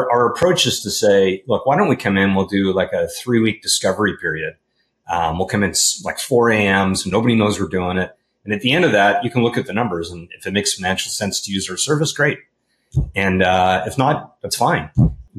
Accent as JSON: {"language": "English", "town": "Vancouver", "region": "British Columbia", "country": "Canada", "tie": "born or raised there", "moved": "as an adult", "lives_now": "California, United States", "said": "I grew up in Vancouver, British Columbia"}